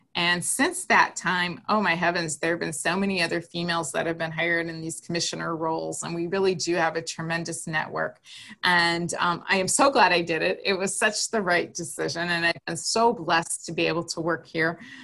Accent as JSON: {"language": "English", "town": "Green Bay", "region": "Wisconsin", "country": "United States", "tie": "born or raised there", "said": "I grew up in Green Bay, Wisconsin"}